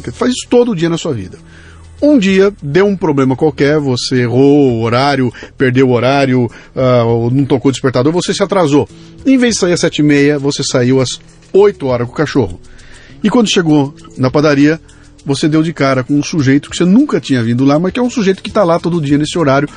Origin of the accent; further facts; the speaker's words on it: Brazil; eu que sou brasileiro e estou aqui há 60 anos no Brasil